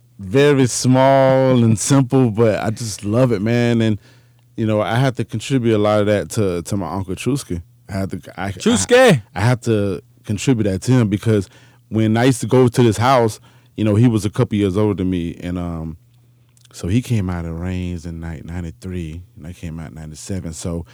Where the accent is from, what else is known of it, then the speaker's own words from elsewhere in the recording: Jacksonville, Florida, United States; So when we moved to Jacksonville, that's when my mom and dad separated.